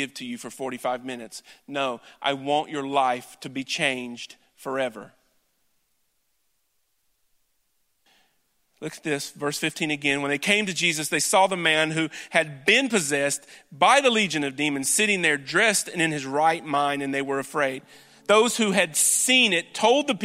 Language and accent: English; Wallburg, North Carolina, United States; I'm from Wahlberg. I graduated from Ledford